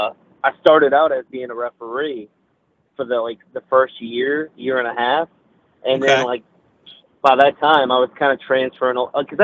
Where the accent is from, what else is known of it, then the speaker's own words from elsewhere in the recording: Virginia, United States; I'm from Virginia